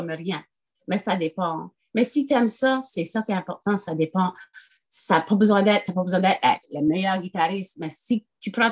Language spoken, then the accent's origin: French; France; je suis française, ça fait que j'écris en français